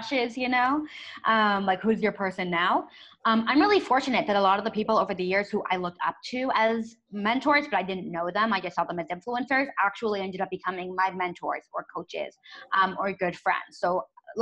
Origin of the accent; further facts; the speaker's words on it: San Francisco Bay Area, California, United States; moved away as an adult; now in Tel Aviv, Israel; I was born and raised in the San Francisco Bay Area, and then I moved to Tel Aviv when I graduated from college.